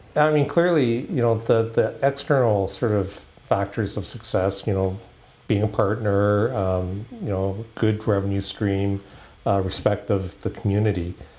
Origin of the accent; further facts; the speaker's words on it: Halifax, Nova Scotia, Canada; I grew up in Halifax